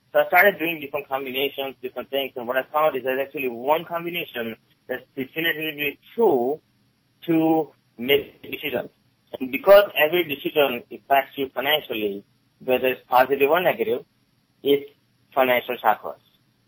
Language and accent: English; Gettysburg, Pennsylvania, United States; English is a second language; also born or lived in India; I came here originally from India in 1989, with $20 and not a word of English. I grew up here in Gettysburg, Maryland in the area